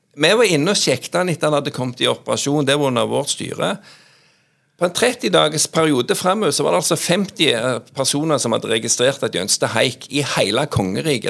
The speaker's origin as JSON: {"language": "Norwegian", "area": "Jæren", "region": "Rogaland", "country": "Norway", "tie": "born or raised there", "moved": "as an adult", "lives_now": "Oslo, Norway", "said": "jeg er jo òg mye hjemme på Jæren. altså jeg har vokst opp"}